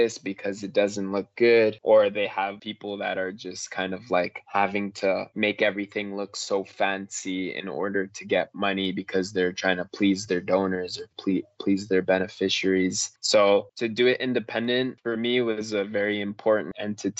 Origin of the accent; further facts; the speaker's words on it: Canada; we're so blessed to be Canadian